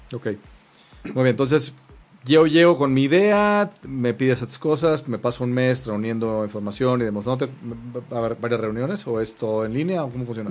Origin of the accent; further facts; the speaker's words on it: Mexico; somos mexicanos